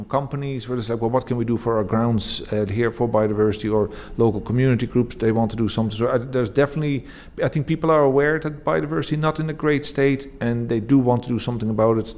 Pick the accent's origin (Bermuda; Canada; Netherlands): Netherlands; moved away as an adult; now in Fingal, Ireland; I'm originally from the Netherlands